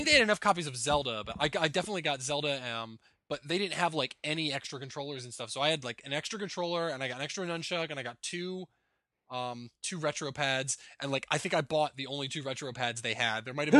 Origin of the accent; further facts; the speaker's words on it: New Jersey, United States; Well, I'm from New Jersey, and like before I moved to Florida, 30 degrees wasn't that cold